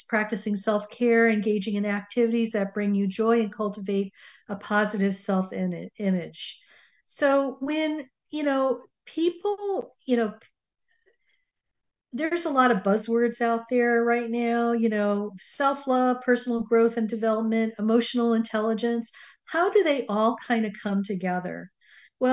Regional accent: Connecticut, United States; now in Southern California, United States; I grew up on the East Coast, and I now currently live in Southern California. So it was really interesting because every time that I would fly back to Connecticut, I would swing by my old early childhood home

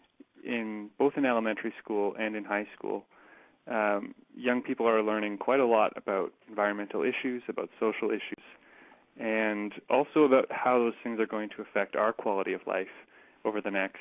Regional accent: Kitchener, Ontario, Canada; also born or lived in Waterloo; there was actually a chapter in my hometown, Transition KW. So I went to school in Waterloo, and now I live in Kitchener

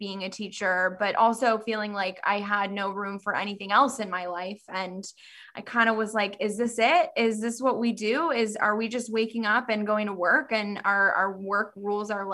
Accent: Southern California, United States; moved away as an adult; also born or lived in Davis, California; now in Northern California, United States; I grew up, born and raised in California, Southern California.

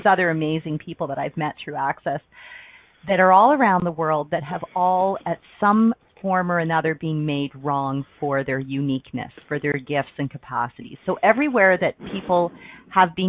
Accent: Ontario, Canada; I grew up in Ontario, Canada, on the East Coast

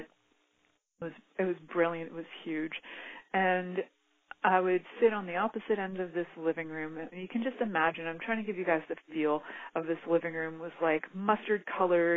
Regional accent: Canada; growing up in Canada, we had this amazing show called Mr. Dress Up

